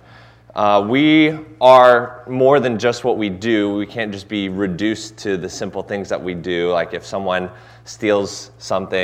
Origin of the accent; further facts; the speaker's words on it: Cincinnati, Ohio, United States; moved away; I'm originally from Cincinnati